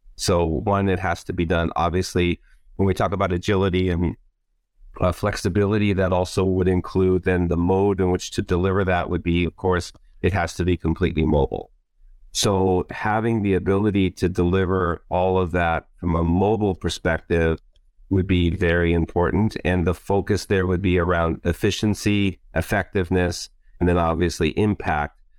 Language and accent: English; Hawaii, United States; moved away; also born or lived in Warsaw, Poland; my family's been here for many generations, and of course, I'm part Hawaiian, so this is, I would say, this is where my heart is, and this is home, home